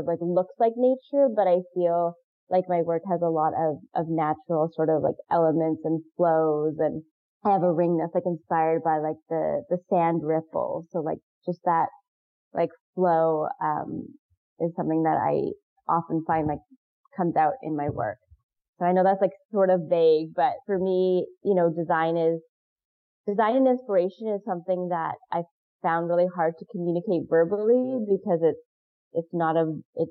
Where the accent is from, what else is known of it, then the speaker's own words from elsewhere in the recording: Pacific Northwest, United States; moved away; I'm from the Pacific Northwest.